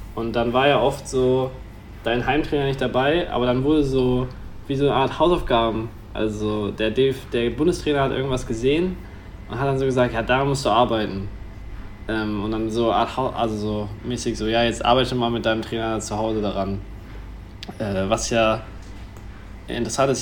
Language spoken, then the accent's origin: German; Germany; bei uns in Deutschland